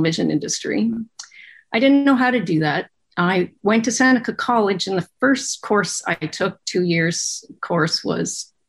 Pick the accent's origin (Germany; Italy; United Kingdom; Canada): Canada; Kingston, Ontario; also born or lived in Toronto; I was born and raised in Kingston, Ontario